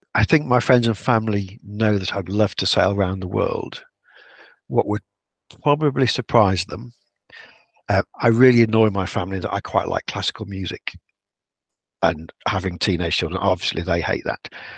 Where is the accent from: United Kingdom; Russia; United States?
United Kingdom; Yorkshire and the Humber; I'm a Yorkshireman